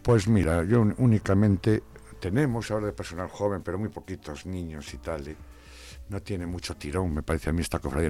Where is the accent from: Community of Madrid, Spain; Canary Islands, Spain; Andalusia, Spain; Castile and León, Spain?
Castile and León, Spain; Palencia; now in Zamora, Spain; no soy de aquí, soy de una capital aquí cercana, que hemos Palencia